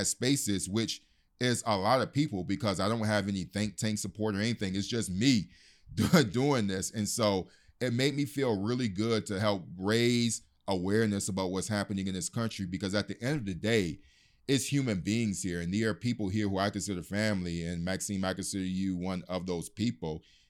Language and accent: English; United States; I have a particular status, or dare I say a bit of a privilege, as an American journalist who can come here